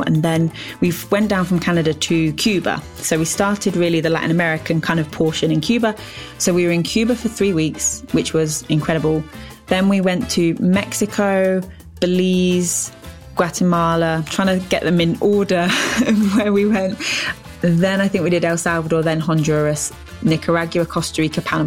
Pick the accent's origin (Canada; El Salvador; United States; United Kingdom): United Kingdom; England; half of my kind of heritage is Scottish, but I'm born and raised in England.